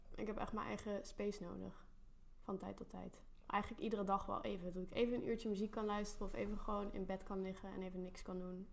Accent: North Brabant, Netherlands; Mijn ouders komen uit Limburg, ik kom uit Brabant, daar ben ik opgegroeid

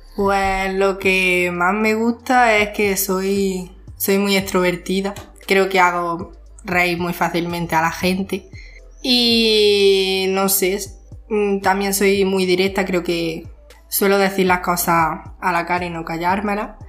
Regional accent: Jaén, Andalusia, Spain; Soy de Jaén y estudio en la ESO

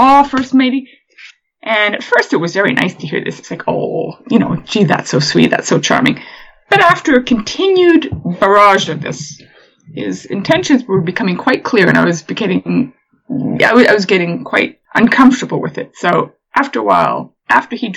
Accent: Canada; moved away as an adult; now in England, United Kingdom; I'm from Canada

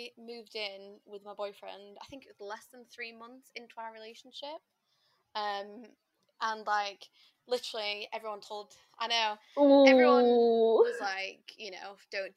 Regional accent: Sheffield, Yorkshire and the Humber, United Kingdom; moved away as an adult; now in Nottingham, United Kingdom; I was from Sheffield and then I moved to Nottingham

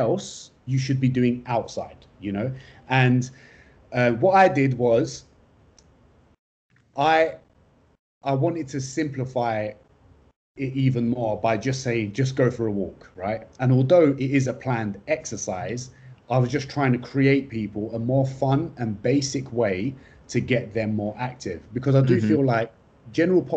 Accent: London, United Kingdom; moved away; also born or lived in Australia / Istanbul, Turkey; I'm from London. I'm a London boy, a Turkish-Kurdish London boy. Family of political refugees came into the UK in the late 80s. And then the best thing happened in London. I was born in 1992

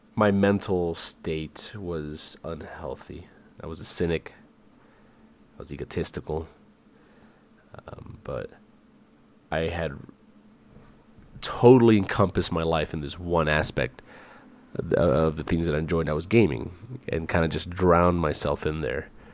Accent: United States; moved away as an adult; also born or lived in Virginia / Georgia / San Antonio, Texas / Puerto Rico (family); I grew up in Virginia and Georgia

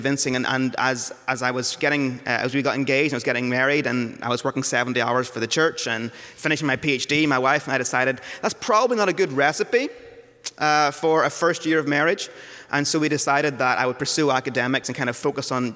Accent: Northern Ireland, United Kingdom; moved away; I grew up in Northern Ireland, so not from around here

